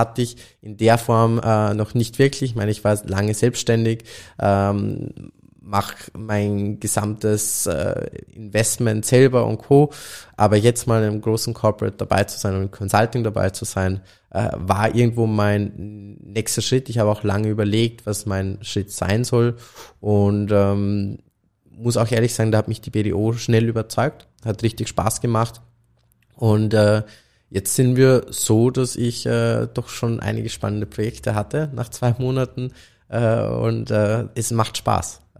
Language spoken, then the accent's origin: German; Austria; auch wenn wenn es jetzt als Österreicher fast äh